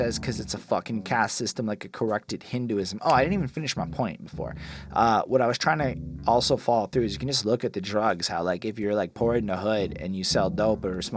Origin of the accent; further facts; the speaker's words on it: Canada; as a Canadian